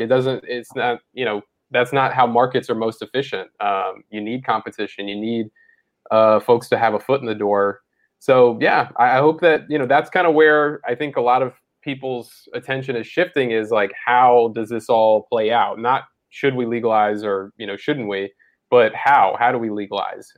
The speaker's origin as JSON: {"language": "English", "region": "Mississippi", "country": "United States", "tie": "born or raised there", "said": "I grew up in Mississippi"}